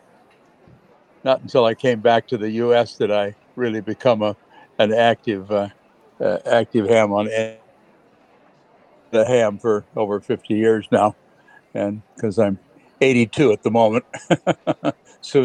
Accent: United States; also born or lived in England; being an American living in England

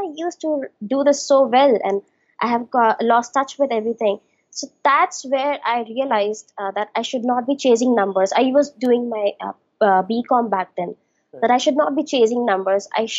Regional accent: Chunar, Uttar Pradesh, India; also born or lived in Varanasi; So I was born in Banaras, but was brought up in a small town called Chunar, which is like 40 kilometers away from Banaras. Okay. So I was there for like 14 years.

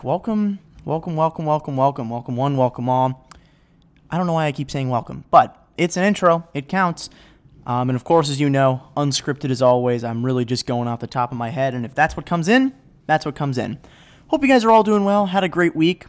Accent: Chagrin Falls, Ohio, United States; now in Chicago, United States; the guy who runs it graduated from my high school back home

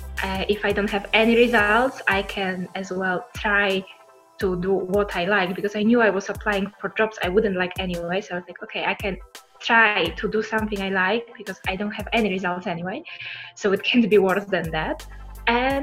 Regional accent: Poland; moved away as an adult; now in Italy; I come originally from Poland. I moved to Italy to join my longtime boyfriend

